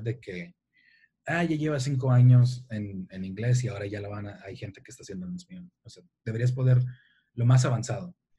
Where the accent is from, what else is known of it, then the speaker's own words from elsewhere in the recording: Tijuana, Baja California, Mexico; soy de Tijuana, soy mexicano, soy de Tijuana